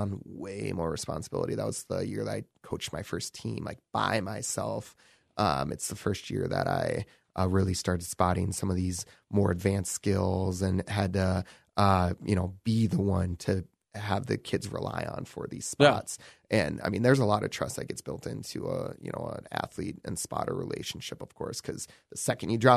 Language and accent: English; Owatonna, Minnesota, United States; Born and raised in Owatonna